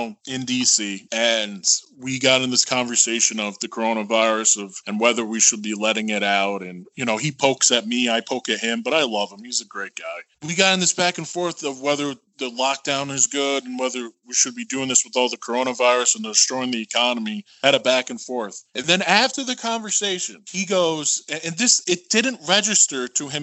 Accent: New York, United States; I'm from New York State.

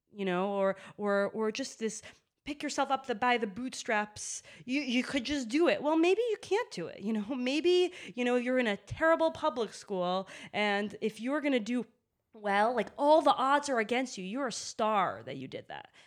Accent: Boston, Massachusetts, United States; I grew up in Boston

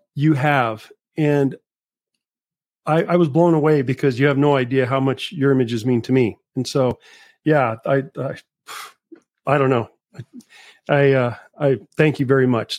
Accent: Las Cruces, New Mexico, United States; Las Cruces, New Mexico, and I've lived here my whole life

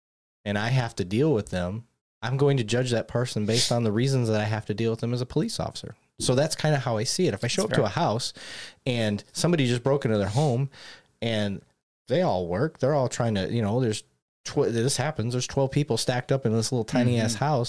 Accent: Michigan, United States; event, because I grew up in Michigan. I didn't see that. That wasn't yeah. a thing. That's not normal for me.

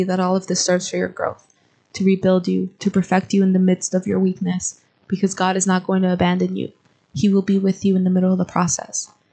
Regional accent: Guatemala; moved away as an adult; now in United States; I am originally from Guatemala. I have lived here in the United States for 2 years.

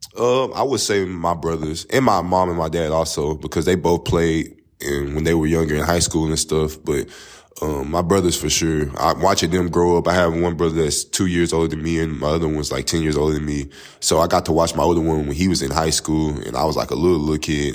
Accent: Tyler, Texas, United States; now in Marshall, United States; I'm from Tyler, Texas, um, East Texas, by an hour away from here in Marshall. Um, I'm born and raised there, grew up there

